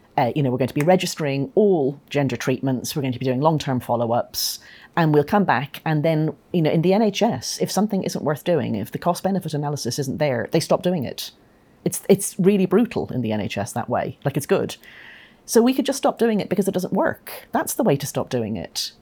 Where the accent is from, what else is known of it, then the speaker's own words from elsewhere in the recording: Ireland; moved away; I'm Irish